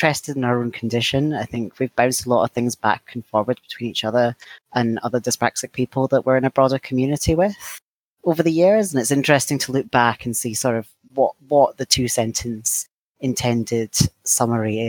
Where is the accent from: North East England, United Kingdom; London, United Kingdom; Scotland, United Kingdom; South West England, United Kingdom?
Scotland, United Kingdom; now in England, United Kingdom; I'm a Scottish trans man living in England